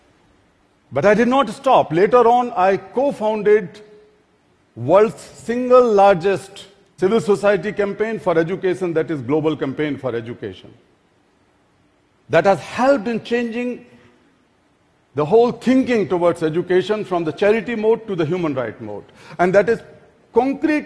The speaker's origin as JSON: {"language": "English", "region": "Delhi", "country": "India", "tie": "born or raised there", "said": "my hometown, Delhi"}